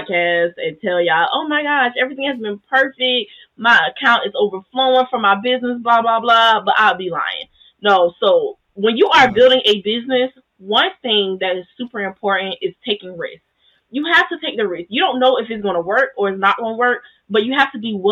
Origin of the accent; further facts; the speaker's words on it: the South, United States; I grew up in the South.